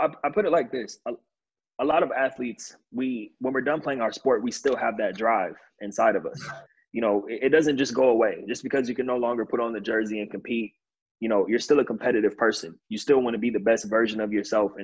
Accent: California, United States; also born or lived in New York; I'm from California

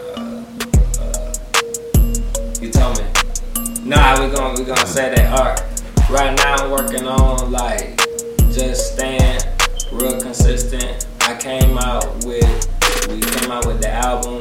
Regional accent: Lake Wales, Florida, United States; also born or lived in Winter Haven, Florida; I'm from Lake Wells, Polk County

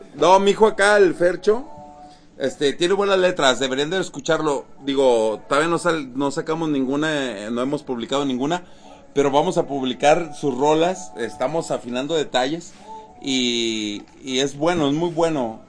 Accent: Mexico; todos lo llevamos como mexicanos

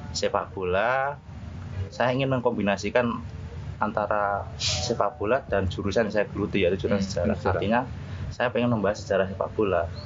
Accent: Kudus, Central Java, Indonesia; karena saya asli Kudus kan uh. sepak bola yang saya sukai yang saya cintai adalah Persiku sendiri hmm. karena itu adalah tim kota kelahiran saya kan Mas ya

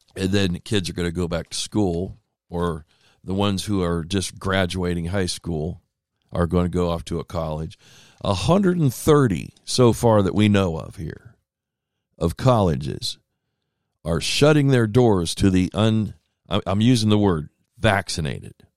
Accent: Ohio, United States; moved away; I grew up in Ohio

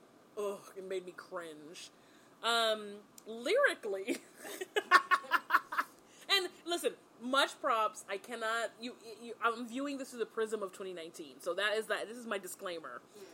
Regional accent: California, United States; I am, what am I, the only native Californian at the table?

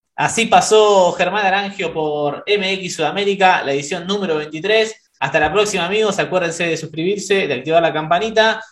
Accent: Argentina; nosotros, que somos argentinos

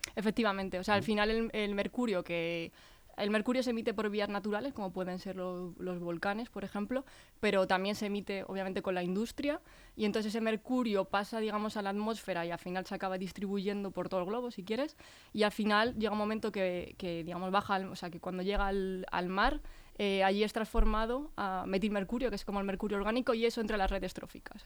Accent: Leganés, Community of Madrid, Spain; moved away as an adult; nací aquí, entonces he estado aquí en Leganés hasta los 25 años

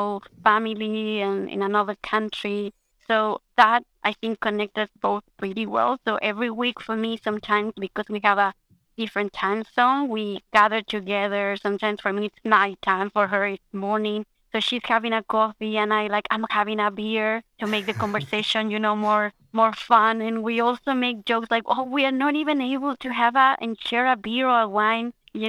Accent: Chile; moved away as an adult; now in Australia; I'm from Chile. I'm also Australian

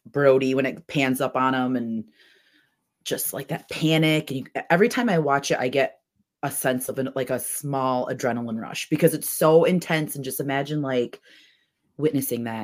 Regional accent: Orlando, Florida, United States; I was born in Orlando and I grew up Orlando.

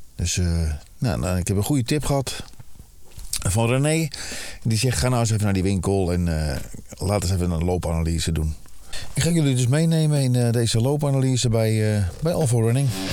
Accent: Alkmaar, North Holland, Netherlands; Ik ben in eh, de binnenstad van Alkmaar. Ja, mijn geboorteplaats

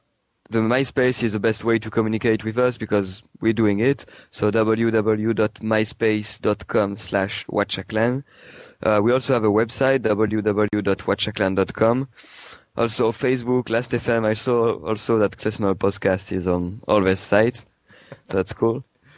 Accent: France; also born or lived in Marseille; I come from the Alps in France, like the Italian border, and then I moved to Marseille. I mean, my background is French, basically.

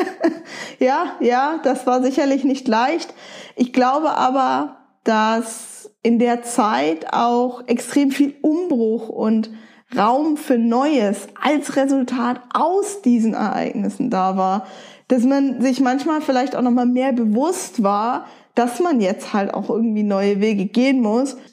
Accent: Nuremberg, Bavaria, Germany; also born or lived in Wolfsburg; Ich bin in Nürnberg geboren, aufgewachsen und habe auch einen Großteil meines Lebens hier verbracht

